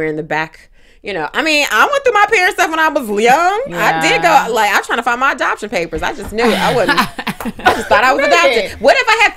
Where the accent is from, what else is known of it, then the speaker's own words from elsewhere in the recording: Kentucky, United States; I'm from Kentucky